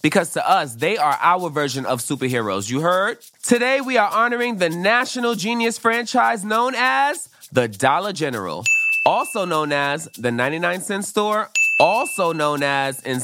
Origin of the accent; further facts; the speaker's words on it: New York City, New York, United States; growing up in Brooklyn